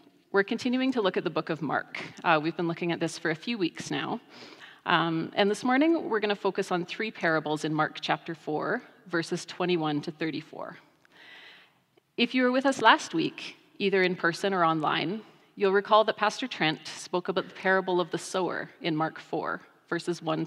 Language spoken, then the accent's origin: English; Rocky Mountain House, Alberta, Canada; I grew up in the Rocky Mountain House Church of the Nazarene